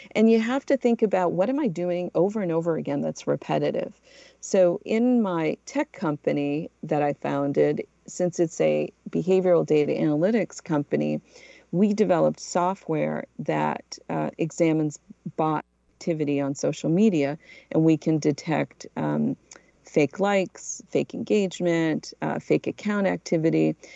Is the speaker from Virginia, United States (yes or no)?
no; New Bedford, Massachusetts, United States; moved away as an adult; also born or lived in Portugal / Philadelphia / New York / Los Angeles; I'm originally from Portugal. I moved to the United States when I was a little kid and grew up in New Bedford, Massachusetts, where I went to high school